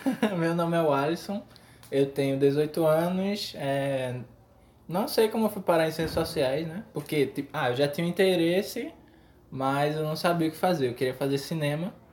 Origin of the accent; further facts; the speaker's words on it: Paulista, Pernambuco, Brazil; Na verdade, eu sou do Janga, mas assim